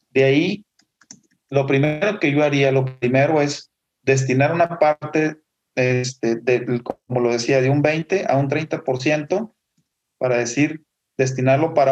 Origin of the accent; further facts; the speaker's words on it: Mexico; como somos nosotros los mexicanos de fiesteros, pues tenemos la celebración navideña